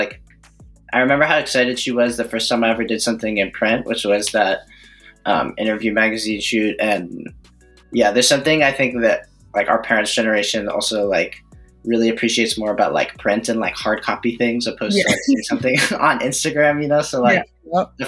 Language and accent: English; New York City, New York, United States; moved away as an adult; now in Middletown, Connecticut, United States; I grew up in Manhattan.